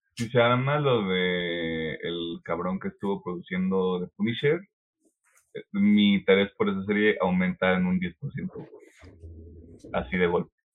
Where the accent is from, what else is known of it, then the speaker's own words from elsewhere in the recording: Mexico; somos de México nosotros